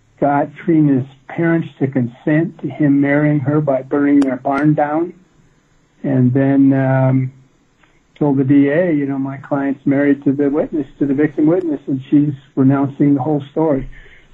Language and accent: English; Midwest, United States; I grew up in the Midwest